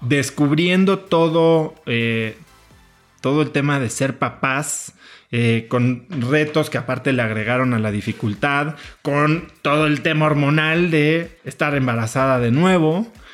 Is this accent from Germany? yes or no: no; Mexico; moved away as an adult; also born or lived in New York, United States; llevo 10 años que regresé de mi maestría en Estados Unidos y después de vivir en Nueva York a México